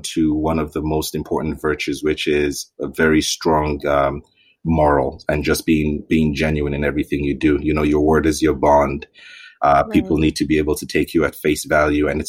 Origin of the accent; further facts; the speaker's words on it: Zaria, Kaduna State, Nigeria; also born or lived in Ithaca, New York, United States; We all grew up in Zaria.